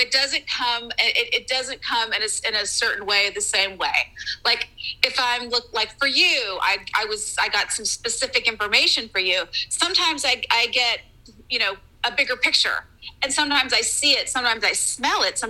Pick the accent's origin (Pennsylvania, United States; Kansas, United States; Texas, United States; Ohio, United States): Texas, United States; I grew up in Texas